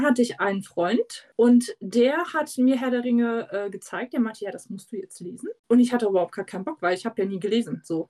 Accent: East Germany, Germany; ich komme ja aus dem Osten

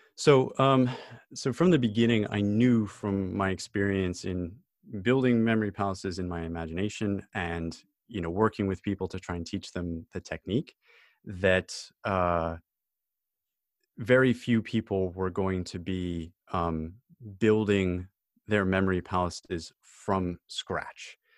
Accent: United States; now in United Kingdom; I'm an American citizen

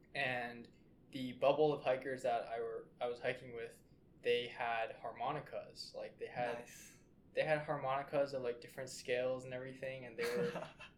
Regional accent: West Coast, United States; well, I'm from the West Coast. I understand what the wildfires are like.

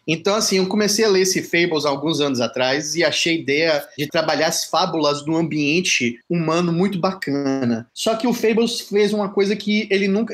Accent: Salvador, Bahia, Brazil; eu sou de Salvador, na Bahia

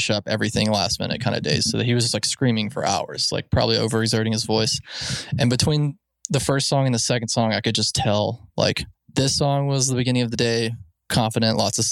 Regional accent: Alabama, United States; We grew up in Alabama. You know, I'd never seen a big city

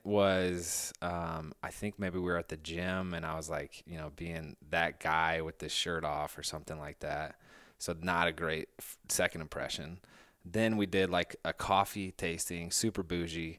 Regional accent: Indiana, United States

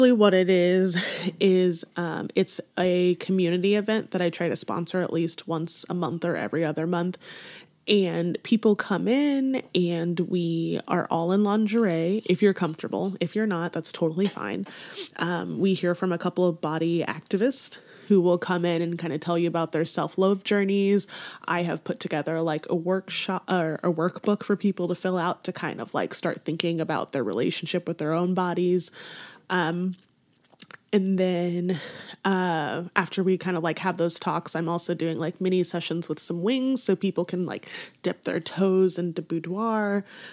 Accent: Warrensburg, Missouri, United States; also born or lived in Kansas City; I was born in Kansas City, but then my mom was 19 when she had me, so she was still in school. So she ended up going to college at UCM in Warrensburg and took me along. So I grew up in Warrensburg

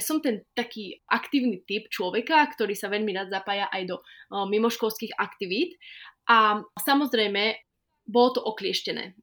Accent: Slovakia; ja som to celé odštudovala z malej dediny, odkiaľ ja pochádzam, takže zo Slovenska

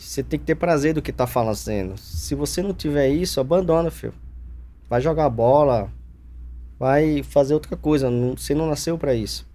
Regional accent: Alagoas, Brazil; moved away as an adult; also born or lived in Arapiraca / Campo Grande, Alagoas / Girau do Ponciano / Traipu; now in São Paulo, Brazil; Sou natural de Alagoas

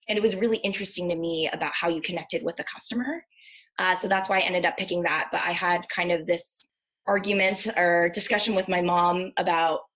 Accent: Maryland, United States; also born or lived in Virginia; I am originally from Maryland. I grew up there

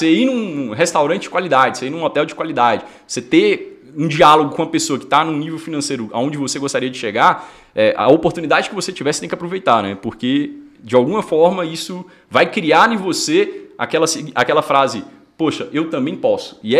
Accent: Porteirinha, Minas Gerais, Brazil; eu sou do norte de Minas e eu vim de uma, de uma cidade bem pequenininha chamada Porteirinha. Fica quase ali na Bahia

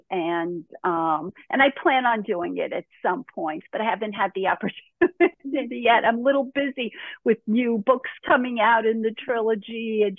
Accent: New York City, New York, United States; moved away; also born or lived in Connecticut / Florida; I grew up in Brooklyn

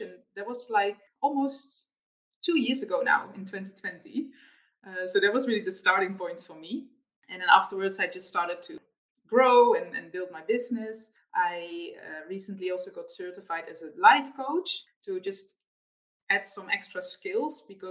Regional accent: Netherlands; born or raised there; moved away as an adult; also born or lived in Australia

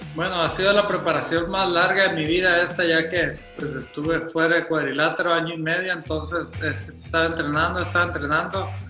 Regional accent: Mazatlán, Sinaloa, Mexico; mi tierra, Mazatlán, Sinaloa

